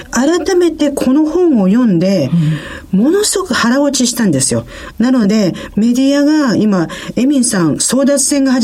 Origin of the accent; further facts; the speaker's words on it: Japan; 私たち日本人